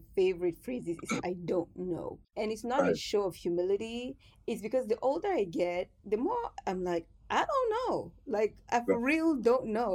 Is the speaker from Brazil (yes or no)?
no; Cameroon; growing up in Cameroon